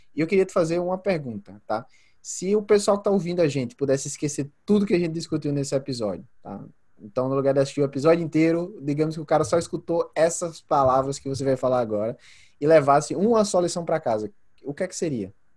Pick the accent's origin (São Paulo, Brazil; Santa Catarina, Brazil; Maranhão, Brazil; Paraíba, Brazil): Paraíba, Brazil; Santa Luzia; moved away as an adult; also born or lived in João Pessoa / United States; now in Australia; apesar de ter nascido em João Pessoa, morei grande parte da minha, é, da minha infância em Santa Luzia. Depois eu saí de Santa Luzia da casa da minha mãe para ir morar com a minha tia no, é, em João Pessoa